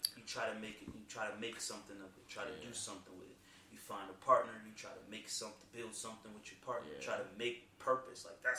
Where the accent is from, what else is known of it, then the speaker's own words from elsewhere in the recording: Virginia, United States; I grew up in Northern Virginia, like, it was a lot there.